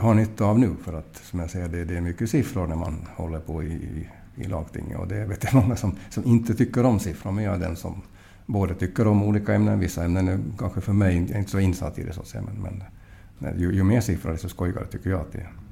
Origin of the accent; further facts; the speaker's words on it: Mariehamn, Åland Islands; jag är från Mariehamn